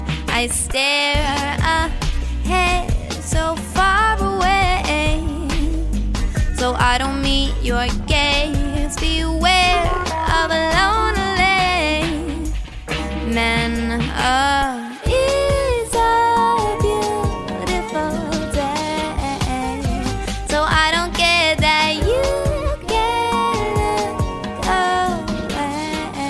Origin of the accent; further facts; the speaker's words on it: New Jersey, United States; New Jersey, my hometown